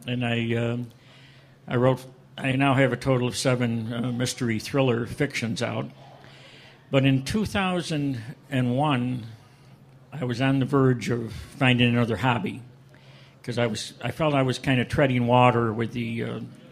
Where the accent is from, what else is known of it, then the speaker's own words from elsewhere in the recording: Syracuse, New York, United States; moved away as an adult; I'm originally from New York State, around the Syracuse area.